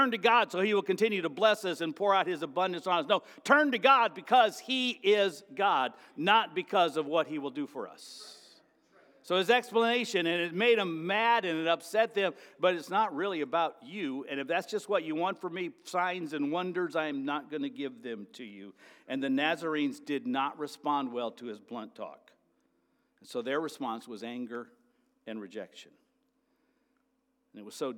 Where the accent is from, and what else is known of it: United States